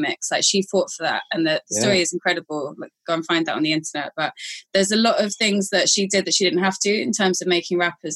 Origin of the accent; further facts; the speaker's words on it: London, United Kingdom; accent: Cockney; also born or lived in Islington / Hornsey; I'm a Cockney because I was born within the sound of the Bow Bells. I was born in Homerton Hospital, East London